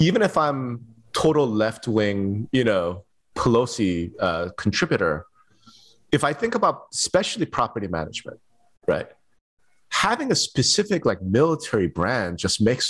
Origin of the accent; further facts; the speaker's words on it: New York, United States; now in Las Vegas, United States; I'm from New York